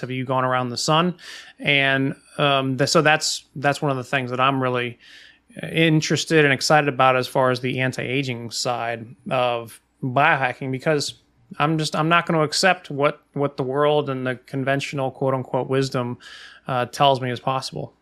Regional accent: Midwest, United States; growing up in the Midwest

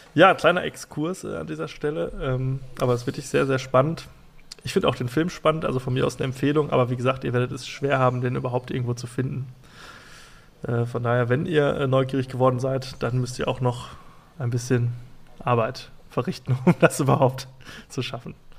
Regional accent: Germany; ich bin ja Deutscher

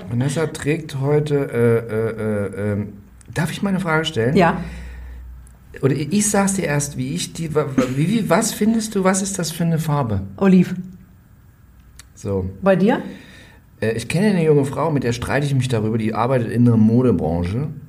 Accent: Saxony, Germany; ich komme aus dem Erzgebirgsvorland. Das heißt, früher in den äh, frühen 80ern, als ich Kind war, da lag da auch noch relativ viel Schnee.

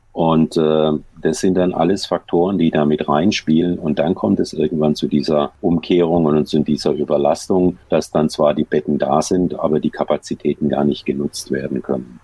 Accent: Heilbronn, Baden-Württemberg, Germany; moved away; also born or lived in Wiesbaden; in meiner Heimatstadt in Heilbronn

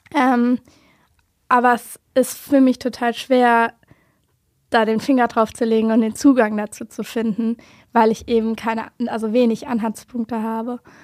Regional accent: Wiesbaden, Hesse, Germany; born or raised there

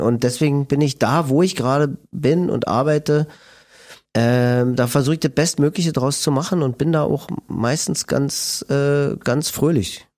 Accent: Berlin, Germany; accent: Berlinisch; also born or lived in Friedrichshain, Berlin; Ich bin in Lichtenberg aufgewachsen

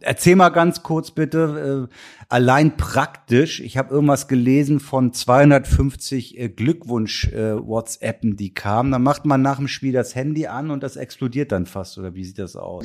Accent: Kiel, Schleswig-Holstein, Germany; ich komme nun mal aus Kiel gebürtig

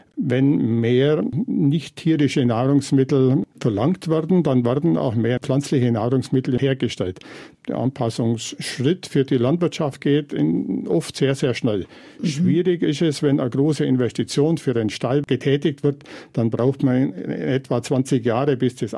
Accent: Bavaria, Germany; In meiner Klimaregion, also im Voralpenland

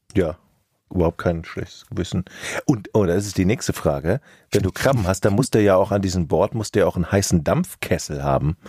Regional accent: Rhineland, Germany; als gebürtiger Rheinländer

